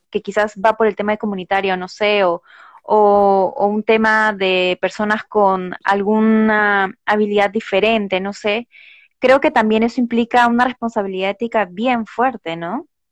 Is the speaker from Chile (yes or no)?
no; Lima, Peru; yo de pequeña viví por el Cono Norte